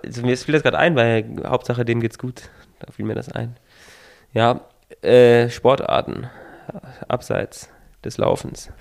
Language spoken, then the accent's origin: German; near Hanover, Lower Saxony, Germany; Ich komme ja aus der Nähe von Hannover